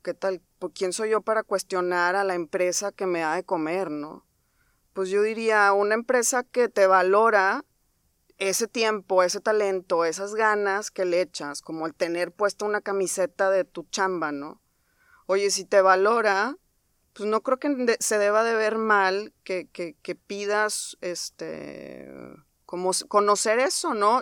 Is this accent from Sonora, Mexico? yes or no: no; Monterrey, Nuevo León, Mexico; soy egresada del TEC de Monterrey, soy regia.